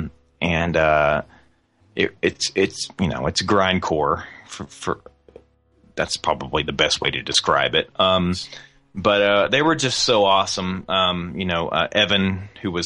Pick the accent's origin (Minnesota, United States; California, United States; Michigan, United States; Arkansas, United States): Arkansas, United States; Fort Smith; I'm really proud of my hometown, Fort Smith, Arkansas